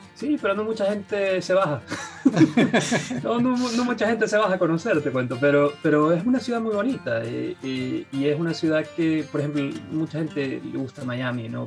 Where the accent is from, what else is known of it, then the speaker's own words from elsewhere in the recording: Guayaquil, Guayas, Ecuador; now in United States; Soy de Guayaquil, Ecuador.